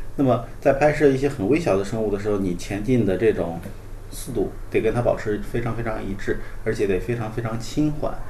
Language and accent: Chinese; Hainan, China; 我呢，从小是在海南长大的